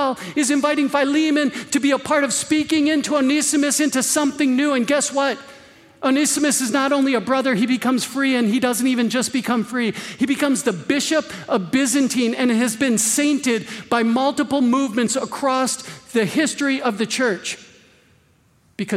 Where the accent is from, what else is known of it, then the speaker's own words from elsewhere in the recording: Green Bay, Wisconsin, United States; I was born and raised in Green Bay. I can hear Lambeau Field from my backyard